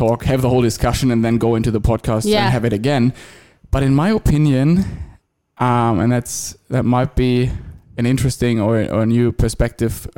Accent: Germany; moved away as an adult; now in Australia; I've spent most of my life, the first 27 years of my life, I think, in Germany

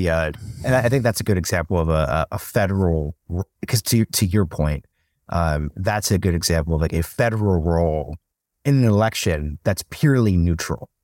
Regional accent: Oregon, United States; now in Austin, United States; growing up in Oregon, we were just a vote by mail state.

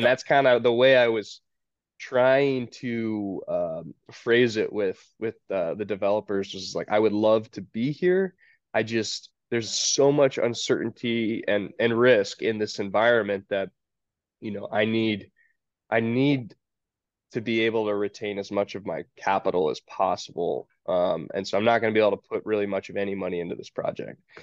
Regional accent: Georgia, United States; also born or lived in Tacoma, Washington; I'm from Georgia, so we'd come home to visit my parents

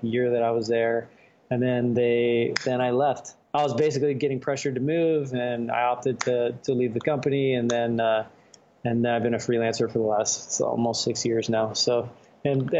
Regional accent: Florida, United States; moved away as an adult; now in California, United States; Born and raised in Florida

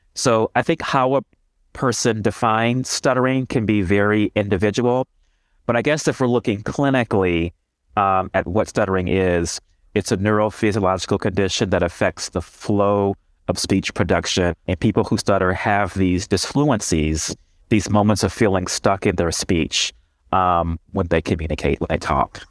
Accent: Houston, Texas, United States; moved away as an adult; also born or lived in Ohio / Michigan; now in Detroit, United States; I'm originally from Houston, Texas

